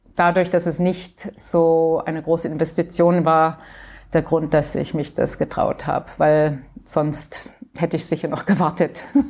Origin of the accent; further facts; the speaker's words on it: Canada; moved away as an adult; also born or lived in Graz, Austria / Bordeaux, France / Vienna, Austria / Germany; ich bin in Kanada aufgewachsen, deutsche Eltern, die sind ausgewandert